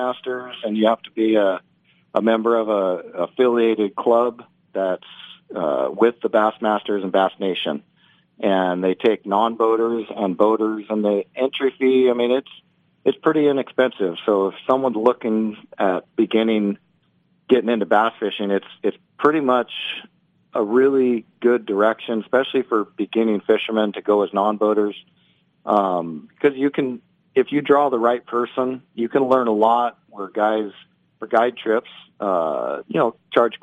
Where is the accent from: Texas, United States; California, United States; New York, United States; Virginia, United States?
California, United States; Oakdale; I'm from Oakdale, California, located in the Central Valley, right near Modesto